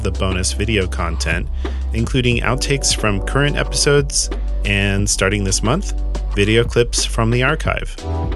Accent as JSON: {"language": "English", "region": "Kansas", "country": "United States", "tie": "born or raised there", "said": "I was growing up in Kansas in the 1980s"}